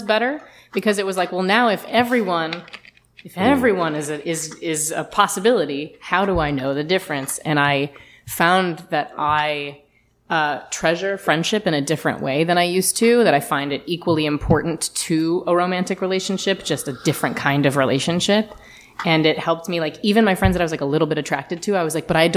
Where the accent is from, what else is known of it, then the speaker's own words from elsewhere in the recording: the South, United States; I grew up in the South as a Jewish woman